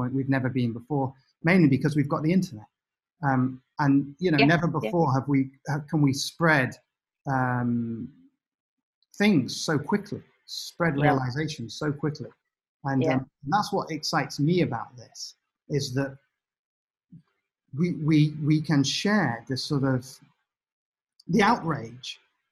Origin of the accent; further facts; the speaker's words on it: United Kingdom; being British.